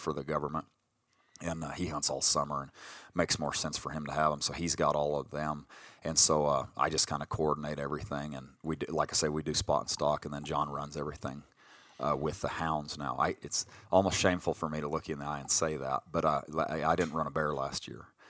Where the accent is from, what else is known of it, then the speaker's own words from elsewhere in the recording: Colorado, United States; we grew up in Colorado